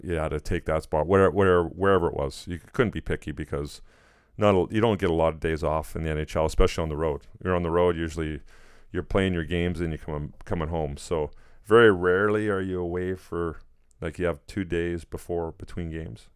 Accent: Edmonton, Alberta, Canada; moved away; Edmonton kinda being my hometown

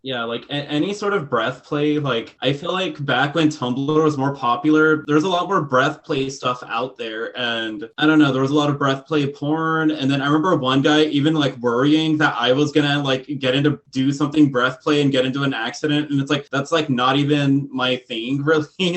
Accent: Texas, United States; I grew up in Texas

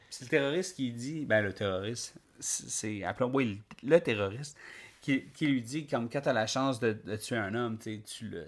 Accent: Quebec, Canada; En tant que Québécois

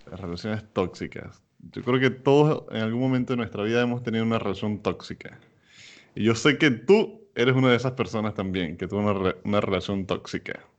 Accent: Maturín, Monagas, Venezuela; moved away as an adult; now in United States

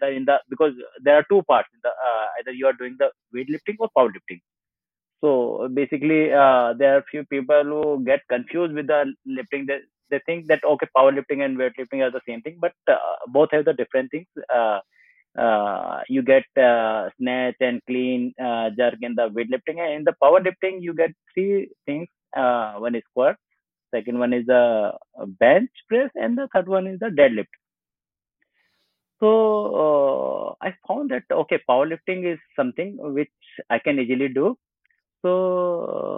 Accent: Modinagar, Uttar Pradesh, India; I born and brought up in Modinagar. That's just around 40 kilometers far from this Delhi.

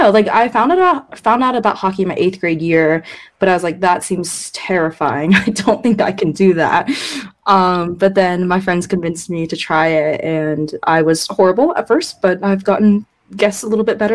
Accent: China; born there; I was born in China and I was born with cataracts. Um, and China mm-hmm. didn't like remove my cataracts till I was three and a half years old.

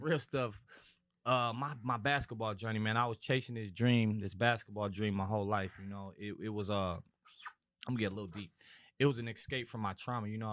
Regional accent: Minneapolis, Minnesota, United States; moved away as an adult; also born or lived in California; I'm originally from Minis-, Minnesota, Minneapolis, Minnesota

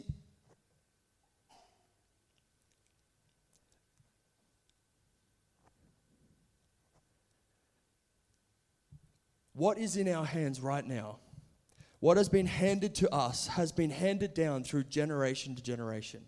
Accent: Brisbane, Queensland, Australia; also born or lived in California; I'm from Brisbane, Australia, where we all live now

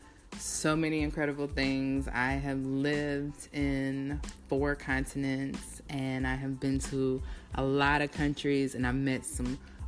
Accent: United States; moved away; being an American abroad

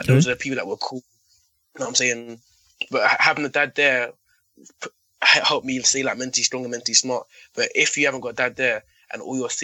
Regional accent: London, United Kingdom; So growing up in London

